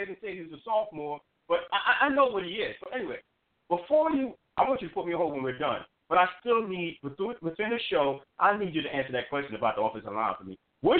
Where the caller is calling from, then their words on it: New Jersey, United States; I'm calling from Jersey, so I might have a little bit more insight.